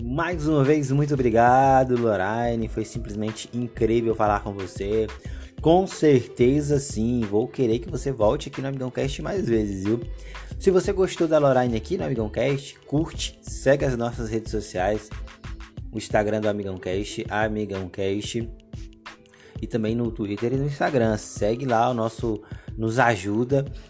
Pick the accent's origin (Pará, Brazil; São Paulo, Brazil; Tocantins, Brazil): Tocantins, Brazil; now in Ceará, Brazil; minha terra, né? De, de Tocantins